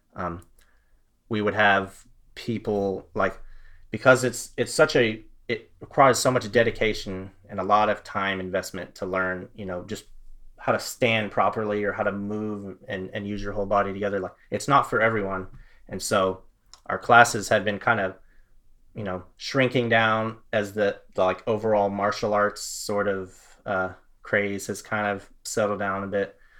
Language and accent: English; Florida, United States; also born or lived in Fort Worth, Texas; now in Texas, United States; I'm a Texan. I was born in Fort Worth. Um, this is my home. I, I grew up in Florida, actually, but all of my family's here